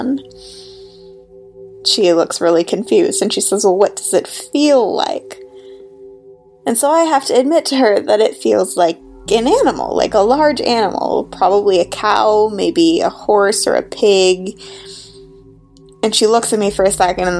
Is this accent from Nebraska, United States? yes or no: no; south of Buffalo, Western New York, United States; now in Portland, United States; I'm calling from Portland, Oregon, but I'm originally from Western New York, just about south of Buffalo